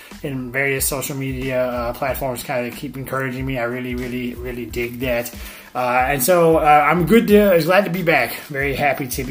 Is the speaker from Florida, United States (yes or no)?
yes; Florida, United States; Here in my home state of Florida